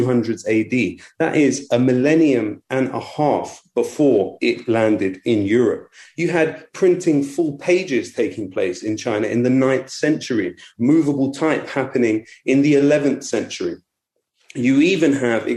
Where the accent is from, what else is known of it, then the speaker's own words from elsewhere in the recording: United Kingdom; in Britain, we are not raised to understand how Britain became, this tiny place became, the world's number one economy